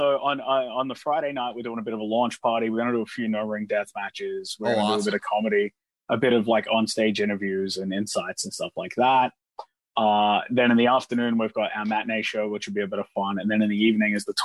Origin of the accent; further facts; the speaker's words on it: Australia; as Australian deathmatch wrestlers